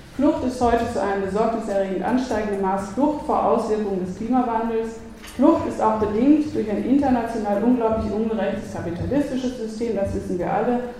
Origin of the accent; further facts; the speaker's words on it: North Rhine-Westphalia, Germany; now in Vienna, Austria; wie man in Westfalen sagt, wo ich herkomme